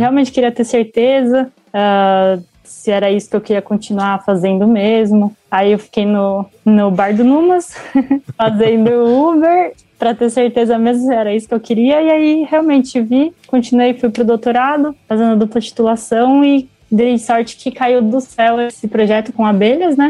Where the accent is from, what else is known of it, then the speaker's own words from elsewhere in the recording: Brazil; Eu nasci em São José